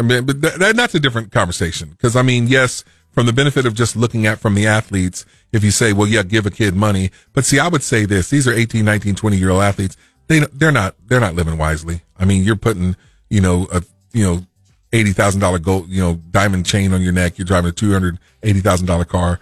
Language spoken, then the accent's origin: English; Macomb, Illinois, United States; moved away as an adult; now in Springfield, United States; I was from Macomb, Illinois